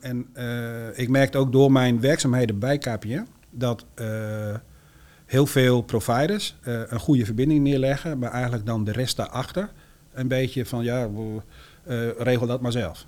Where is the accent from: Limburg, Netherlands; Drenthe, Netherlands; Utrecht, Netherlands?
Drenthe, Netherlands; Eelde-Paterswolde; moved away as an adult; also born or lived in Groningen; now in Peize, Netherlands; Ik kom zelf oorspronkelijk uit Ildepaterswolde.